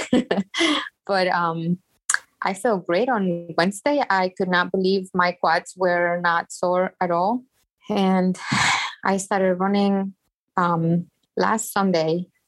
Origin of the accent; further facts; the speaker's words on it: Mexico; moved away as an adult; now in Chicago, United States; I was born and raised in Mexico, and I have been living in the greatest city of the world for the past almost 25 years